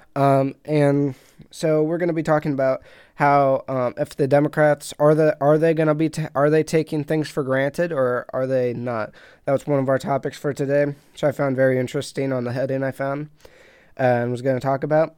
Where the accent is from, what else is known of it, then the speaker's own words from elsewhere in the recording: United States; I'm American